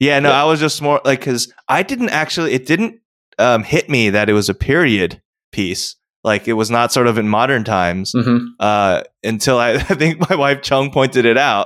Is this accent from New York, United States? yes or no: yes; New York area, United States; I grew up in the around the New York area. I lived in New York.